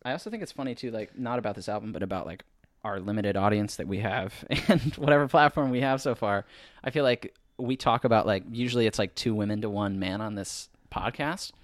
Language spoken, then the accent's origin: English; Dexter, Michigan, United States; we're both from Dexter, Michigan